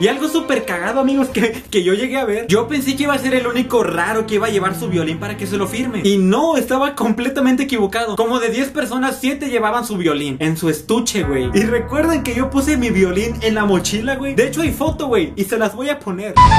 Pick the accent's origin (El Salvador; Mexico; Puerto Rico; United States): Mexico; Saltillo, Coahuila; Yo soy de Saltillo